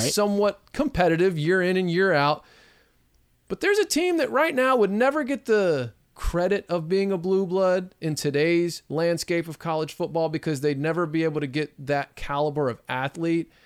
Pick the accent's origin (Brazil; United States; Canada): United States; Texas; my home state